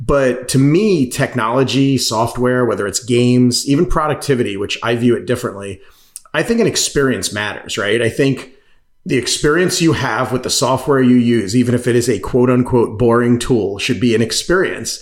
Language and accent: English; Massapequa, New York, United States; I grew up on Long Island, New York, if anyone's familiar with it. Actually a town called Massapequa